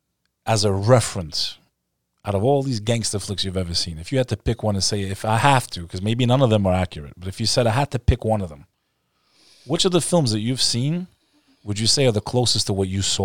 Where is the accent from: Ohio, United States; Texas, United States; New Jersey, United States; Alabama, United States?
New Jersey, United States; When I was growing up as a kid, okay, and I ended up growing up in Jersey most of that time